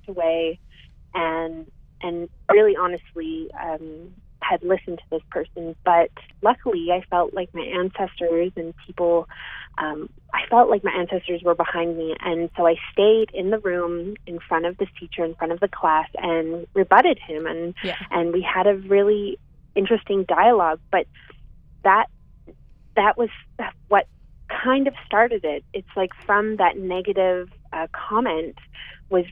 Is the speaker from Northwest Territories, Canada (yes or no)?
yes; Yellowknife, Northwest Territories, Canada; I was born and raised in Yellowknife, Northwest Territories